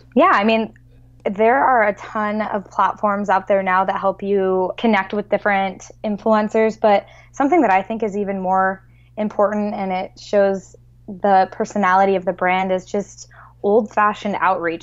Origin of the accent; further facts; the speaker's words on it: Iowa, United States; moved away as an adult; also born or lived in San Diego; I grew up in Iowa, and I went to the University of Iowa.